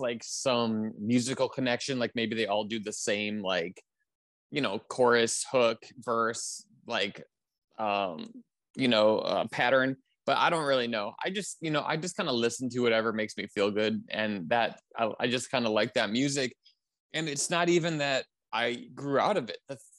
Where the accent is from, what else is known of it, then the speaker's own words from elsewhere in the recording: Wisconsin, United States; born there; now in New York, United States; I was born in Wisconsin, so I'm coming to you from Milwaukee at the time. And then when I moved to New York